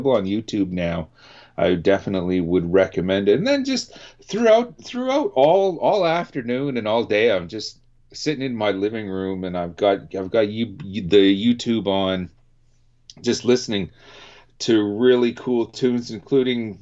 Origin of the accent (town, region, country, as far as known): Canada